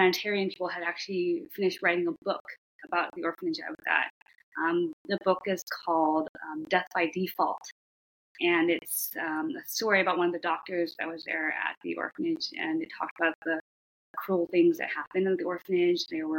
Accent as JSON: {"language": "English", "region": "Shanghai", "country": "China", "tie": "born there", "said": "I was born in Shanghai, China"}